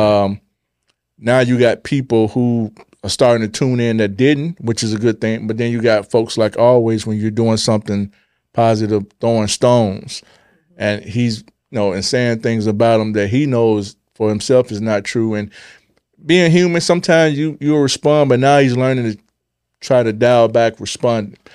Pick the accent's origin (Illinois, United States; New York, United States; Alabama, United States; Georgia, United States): Illinois, United States; Chicago; I was born in Chicago.